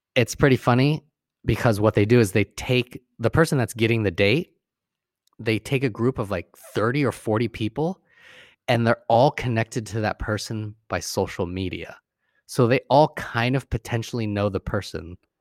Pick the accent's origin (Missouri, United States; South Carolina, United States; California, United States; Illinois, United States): California, United States; Sacramento; I'm more hood because I'm from Sacramento